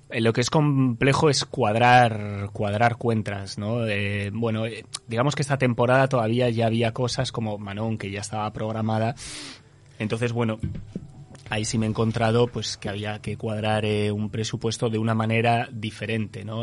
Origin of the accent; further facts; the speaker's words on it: Basque Country, Spain; now in Uruguay; soy vasco